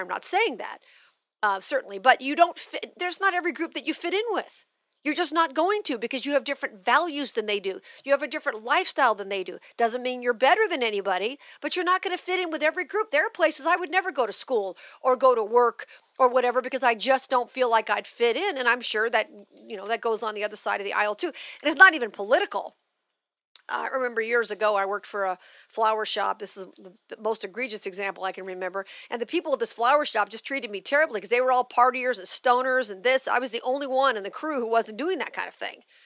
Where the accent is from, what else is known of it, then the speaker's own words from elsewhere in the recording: Las Vegas, Nevada, United States; also born or lived in Missouri; Vegas, which is my hometown